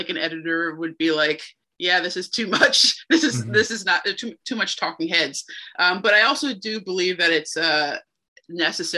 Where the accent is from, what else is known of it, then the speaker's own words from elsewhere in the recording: New Jersey, United States; I grew up in New Jersey